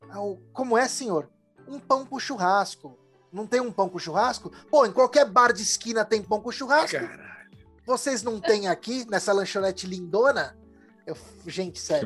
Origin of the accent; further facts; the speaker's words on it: São Paulo, Brazil; Eu, que sou de São Paulo